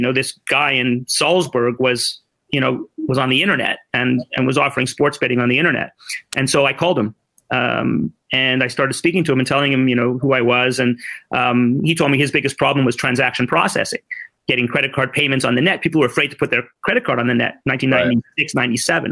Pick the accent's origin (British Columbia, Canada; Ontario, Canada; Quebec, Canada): Quebec, Canada; Montreal; also born or lived in Ottawa; I'm a 55-year-old, born and bred in Montreal